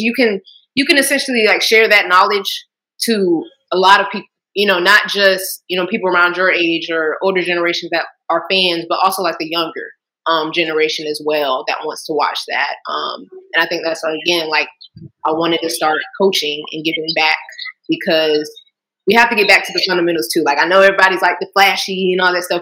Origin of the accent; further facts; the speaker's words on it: Jacksonville, Florida, United States; my hometown, Jacksonville, Florida